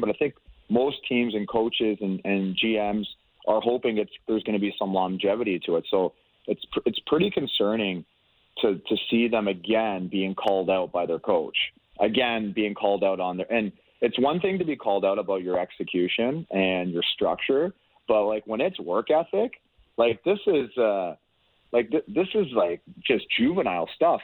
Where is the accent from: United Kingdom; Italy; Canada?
Canada; Toronto, Ontario; I grew up in the Toronto area